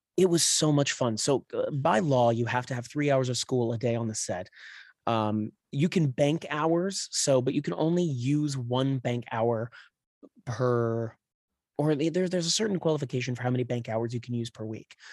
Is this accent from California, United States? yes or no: yes; Claremont, California, United States; also born or lived in San Dimas / Upland / Rancho Cucamonga / North Hollywood; now in Los Angeles, United States; raised in the Inland Empire in, like, Claremont, um, is where I, like, grew up